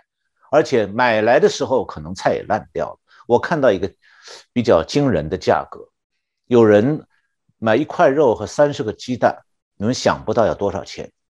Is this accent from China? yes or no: yes; Shanghai, China; 我就是上海出生长大的，所以也算是上海人